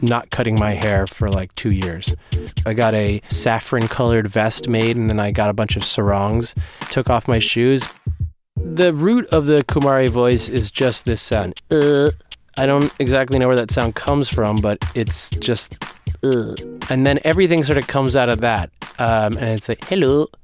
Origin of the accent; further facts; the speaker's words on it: New Jersey, United States; also born or lived in New York; I was born in New York and I grew up in New Jersey.